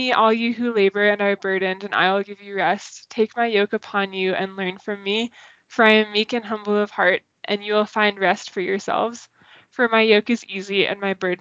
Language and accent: English; Boston, Massachusetts, United States; moved away as an adult; also born or lived in Fairfax, Virginia / College Park, Maryland; now in Denver, United States; I'm from Boston, and so it was so far away to move all the way down towards DC